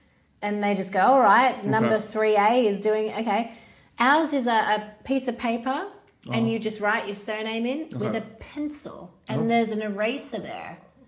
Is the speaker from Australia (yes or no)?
yes; Australia; now in Sweden; I'm Australian. We're your convict version.